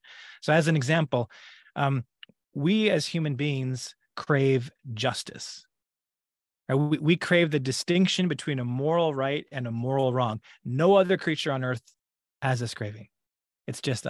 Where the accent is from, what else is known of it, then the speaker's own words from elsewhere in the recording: Alberta, Canada; moved away as an adult; now in California, United States; I am originally from Alberta, Canada. I grew up there, born and raised, and it's only been in the last 7 years that I've lived in California in the United States.